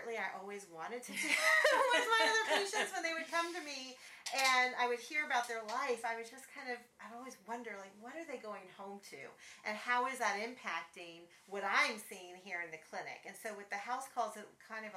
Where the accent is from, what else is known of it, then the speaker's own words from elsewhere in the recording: Texas, United States; moved away as an adult; I'm originally from Texas. My whole family's in Texas. I had been away for a long time.